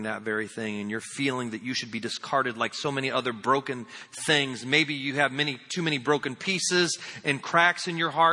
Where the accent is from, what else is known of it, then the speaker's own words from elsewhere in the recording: Indiana, United States; moved away; also born or lived in Lakeland, Florida; I'm from Indiana